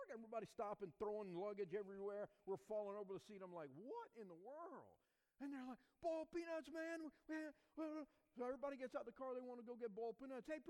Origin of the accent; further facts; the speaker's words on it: the South, United States; And I realized that there was a culture, even growing up in the South, that I didn't even know about.